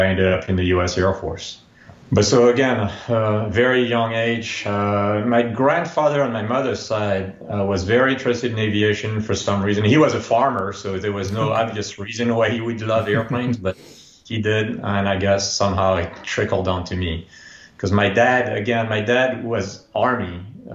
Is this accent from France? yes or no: yes; France; moved away as an adult; now in United States; I grew up in France